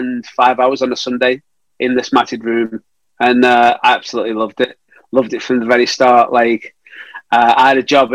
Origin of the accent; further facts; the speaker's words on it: Stoke-on-Trent, West Midlands, United Kingdom; my hometown of Stoke-on-Trent